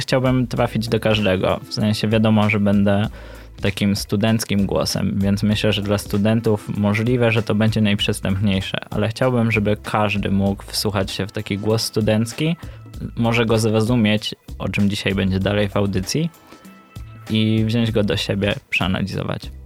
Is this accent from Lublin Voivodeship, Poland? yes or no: no; Luboń, Greater Poland, Poland; z Lubonia, synem Mamana.